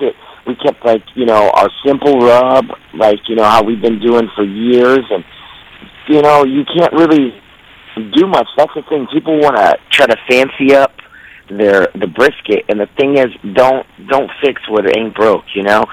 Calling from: Minneapolis, Minnesota, United States; Hey, this is … I'm calling from Minneapolis.

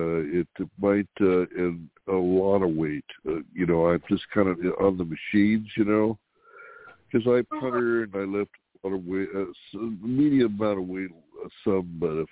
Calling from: California, United States

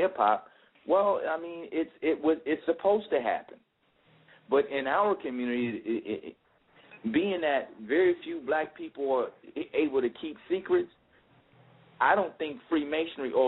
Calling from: Atlanta, Georgia, United States; I'm calling from Atlanta.

